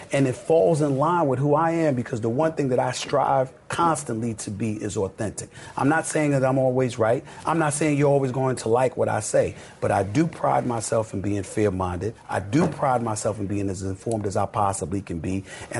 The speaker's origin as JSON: {"language": "English", "region": "the South", "country": "United States", "said": "I'm a Christian. So because I'm this way and I'm from the South and all of this other stuff"}